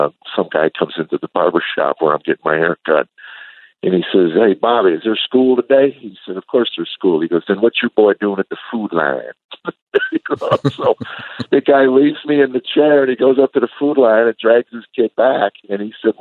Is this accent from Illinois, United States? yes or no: yes; suburbs of Chicago, Illinois, United States; I grew up actually in the suburbs of Chicago, a small town